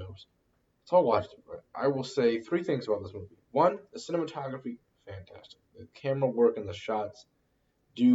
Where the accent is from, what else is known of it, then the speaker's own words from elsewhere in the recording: near Buffalo, New York, United States; also born or lived in Boston, Massachusetts; I was born in Boston, grew up in New York, near Buffalo